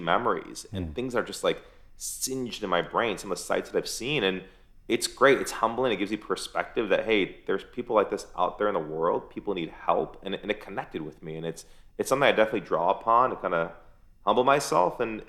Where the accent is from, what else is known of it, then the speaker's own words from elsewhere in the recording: United States; I'm Persian, man. I mean, I grew up in America, but I'm Persian, and there's an emptiness for me not going there.